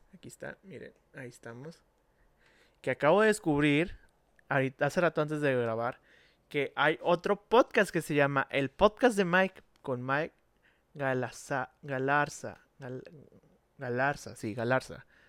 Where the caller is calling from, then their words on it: Monterrey, Nuevo León, Mexico; saludos desde Monterrey, Nuevo León, México